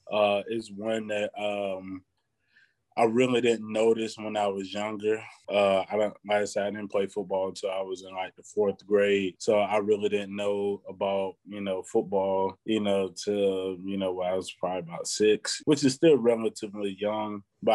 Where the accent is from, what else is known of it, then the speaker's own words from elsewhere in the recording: Athens, Georgia, United States; I grew up on East Broad Street in Athens. At the time, it wasn't, you know, the most pleasant place to live.